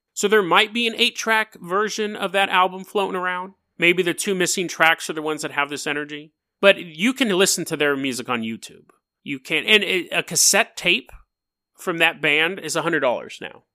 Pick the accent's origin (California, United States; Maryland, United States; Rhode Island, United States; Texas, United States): California, United States; Sacramento; I'm from Sacramento